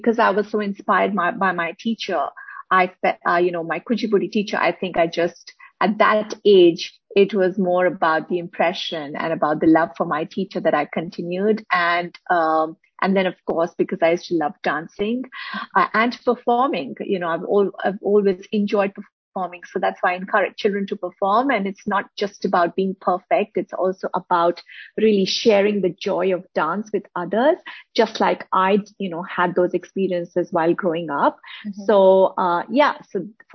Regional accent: northern India, India; now in United Kingdom; I'm from the north of India.

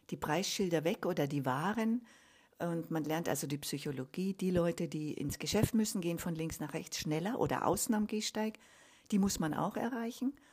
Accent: Munich, Bavaria, Germany; Genau, ich bin in München geboren, ja. Und aufgewachsen auch.

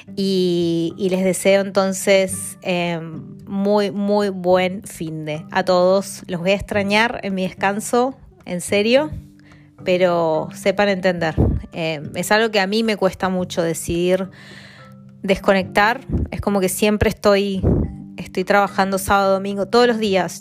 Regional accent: Argentina; moved away as an adult; now in London, United Kingdom; Soy de Argentina, vivo en Londres hace cuatro años y este, bueno, y en el extranjero hace 13 años

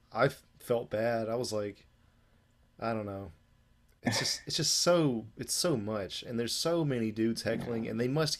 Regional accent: Senegal; English is a second language; I'm from Senegal, and I'm like, dude, I have no cash.

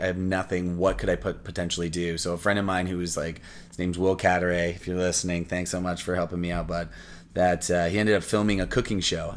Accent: Windsor, Ontario, Canada; moved away as an adult; now in Toronto, Canada; I'm originally from Windsor, Ontario

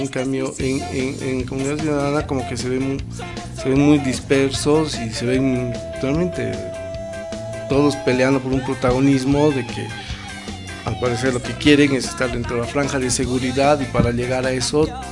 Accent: Bolivia; Somos bolivianos

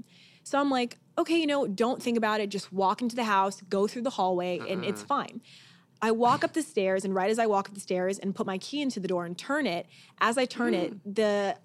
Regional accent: Orange County, California, United States; I'm from Orange County. You know, I'm a beach girl

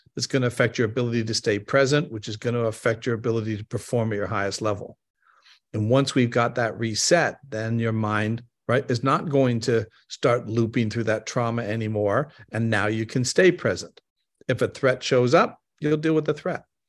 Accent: Canada; moved away; I'm originally from Canada.

